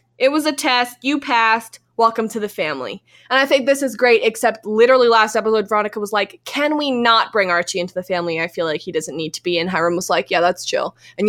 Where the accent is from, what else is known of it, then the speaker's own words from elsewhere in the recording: Canada; We have to take a quick break here because we're from Canada and Virtue and Moyer are about to skate